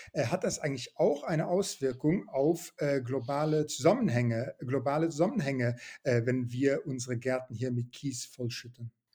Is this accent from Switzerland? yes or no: no; Luxembourg; moved away; in Luxemburg, wo ich aufgewachsen bin